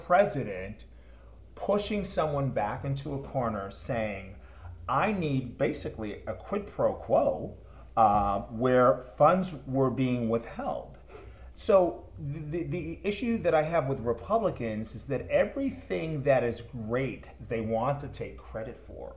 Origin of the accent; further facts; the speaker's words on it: Massachusetts, United States; I grew up in Massachusetts